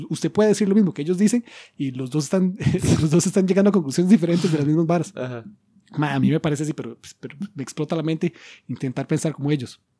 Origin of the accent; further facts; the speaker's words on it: United States; Spanish is a second language; Yo como soy gringo, entonces el argumento funciona mejor.